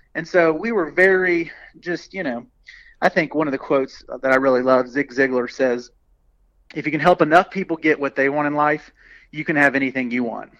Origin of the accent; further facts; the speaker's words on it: Birmingham, Alabama, United States; I grew up in Birmingham, Alabama. Uh, went to Vestavia High School